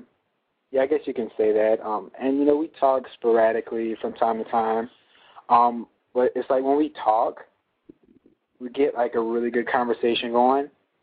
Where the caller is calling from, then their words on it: Chicago, Illinois, United States; I'm calling from Chicago, and I'm 20 years old.